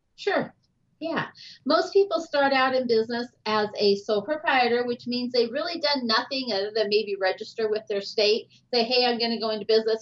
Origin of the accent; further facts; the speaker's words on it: Kellogg, Idaho, United States; also born or lived in California / Rathdrum, Idaho; I grew up in Kellogg, Idaho, which was a little tiny mining town up in northern Idaho